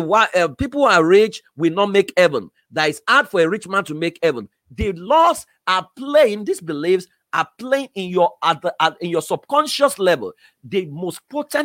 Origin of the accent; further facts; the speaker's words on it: Iworoko, Ekiti, Nigeria; I was exposed to Iworoko Ekiti.